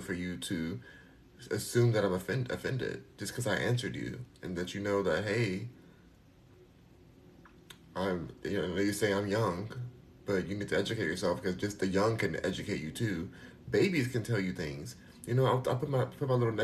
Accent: United States; I'm American.

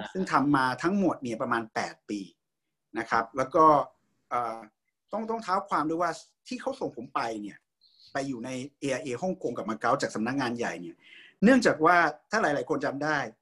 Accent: Thailand; moved away as an adult; also born or lived in Hong Kong; ผมอ่าเกิดโตนะฮะอ่ารับการศึกษาที่เมืองไทยเรียนอัสสัมชัญนะครับ

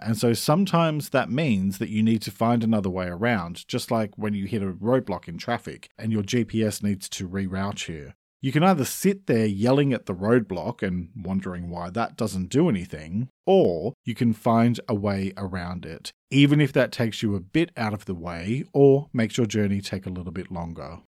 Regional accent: Australia; I'm an Australian writer

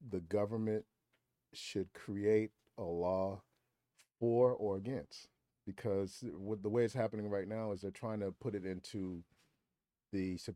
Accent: South Carolina, United States; now in Atlanta, United States; I'm originally from South Carolina. I live in Atlanta, raised on a farm, country boy

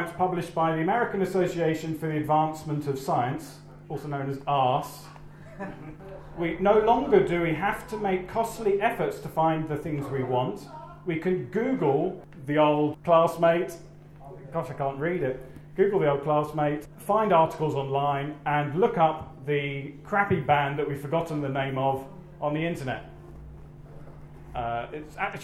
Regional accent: United Kingdom; being British abroad

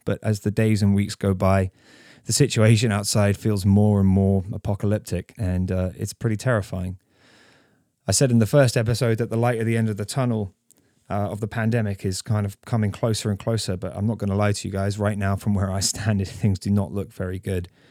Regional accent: Canterbury, South East England, United Kingdom; now in Ontario, Canada; back to my hometown of Canterbury

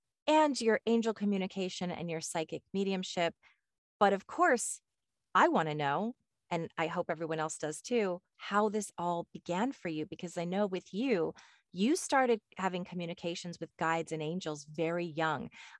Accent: Connecticut, United States; I'm from Connecticut, and it's one of the most beautiful states, I think, in the United States.

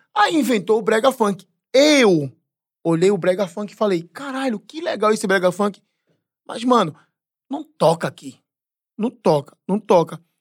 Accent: Pernambuco, Brazil; now in São Paulo, Brazil; eu sou pernambucano mesmo

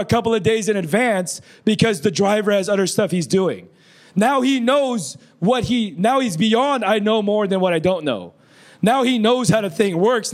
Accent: Philippines; I'm brown. I'm Filipino

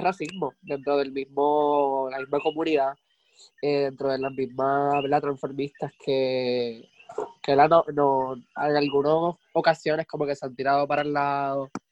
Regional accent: Puerto Rico; somos boricuas

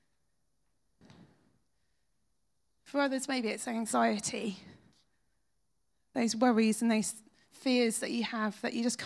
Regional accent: United Kingdom; we're British

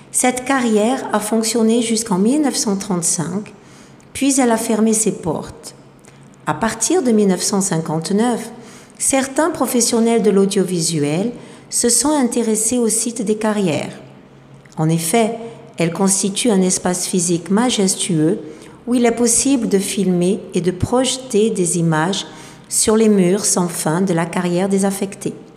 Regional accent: Marseille, Provence-Alpes-Côte d'Azur, France; moved away as an adult; also born or lived in Luberon; now in Goiânia, Brazil; Je suis née en Provence, dans le midi de la France, à Marseille plus exactement, où j'ai grandi

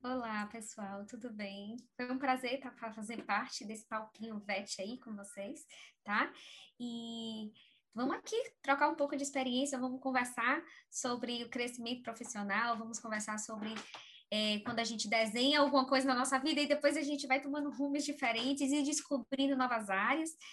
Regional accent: Aracaju, Sergipe, Brazil; also born or lived in Bahia; No estado de Sergipe, na cidade chamada Aracaju tá? E é, eu cresci lá, apesar de ser baiana

